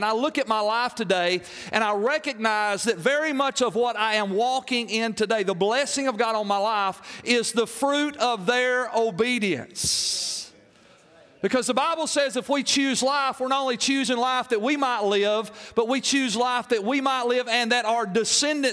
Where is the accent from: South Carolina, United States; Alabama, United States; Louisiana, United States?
Alabama, United States; Arab; accent: southern slang; I am from Arab, Alabama